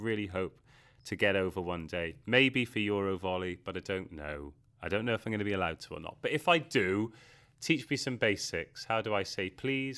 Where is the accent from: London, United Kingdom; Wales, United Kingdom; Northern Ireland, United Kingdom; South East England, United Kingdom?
Wales, United Kingdom; I'm from Wales, and we say Yachida, so good health, cheers